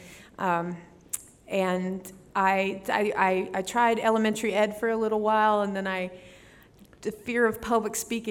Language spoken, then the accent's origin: English; St. James, Minnesota, United States; I'm from St. James, Minnesota.